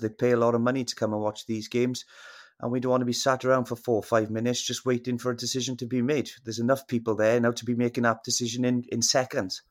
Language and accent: English; Wales, United Kingdom; as a Welshman